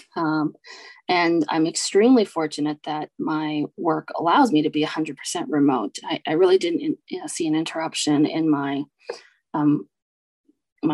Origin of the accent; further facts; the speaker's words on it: United States; My parents are immigrants from Taiwan. They came here after university and raised both my sister and I here in the US